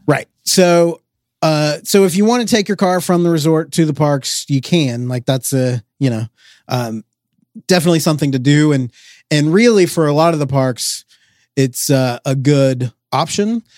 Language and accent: English; Georgia, United States; we are from Georgia, where it is also hot and humid